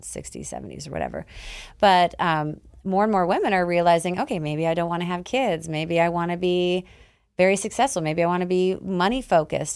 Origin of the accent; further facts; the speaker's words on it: Canada; I'm Canadian